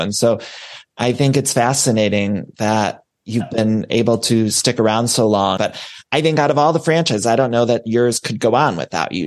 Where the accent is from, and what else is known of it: Midwest, United States; also born or lived in Ohio; now in Los Angeles, United States